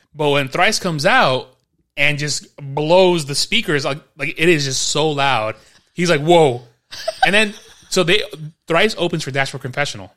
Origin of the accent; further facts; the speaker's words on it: New York City, New York, United States; moved away; I'm from New York City.